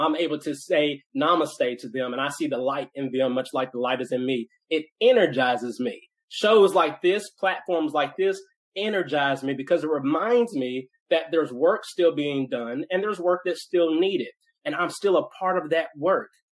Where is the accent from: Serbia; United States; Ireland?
United States; Nashville, Tennessee; I grew up in Nashville, uh, Tennessee, where I live now. So, uh, born and raised in Nashville uh, which is rare. I'm a, I'm a Nashville native.